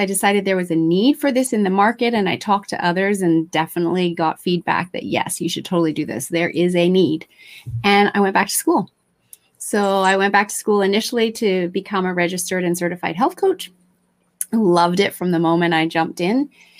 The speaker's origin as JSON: {"language": "English", "country": "Japan", "tie": "born or raised there", "also_born_or_lived": "Australia", "said": "I'm originally Australian. I know I don't sound that way. I had the good fortune to be raised in Japan and go to the international schools in Japan and finish high school and university in Australia."}